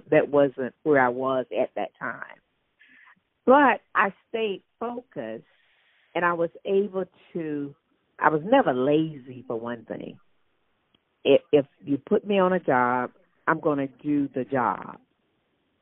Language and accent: English; Mississippi, United States; moved away as an adult; now in North Carolina, United States; growing up, I grew up in Mississippi.